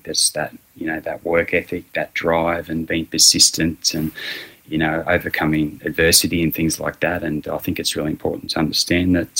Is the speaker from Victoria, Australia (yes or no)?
no; Wagga Wagga, New South Wales, Australia; also born or lived in Temora; I was born in Tamora, which is about 100k down the road from here, and grew up in Wagga